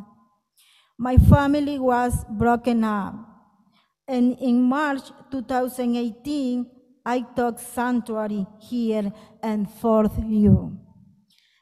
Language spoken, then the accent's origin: English; Guatemala City, Guatemala Department, Guatemala; moved away as an adult; now in United States; I am from Guatemala City